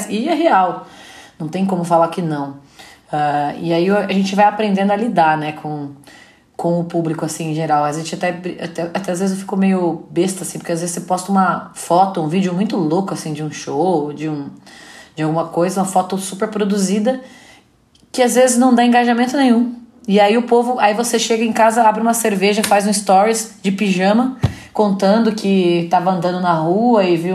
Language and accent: Portuguese; Paraná, Brazil; now in São Paulo, Brazil; Meu pai tinha uma dupla sertaneja, que eu vim do Paraná, né?